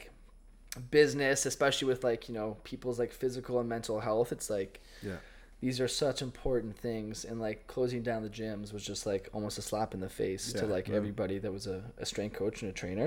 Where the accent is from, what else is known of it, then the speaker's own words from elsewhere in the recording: Ottawa, Ontario, Canada; go coach back in Ottawa and, like, go back to my hometown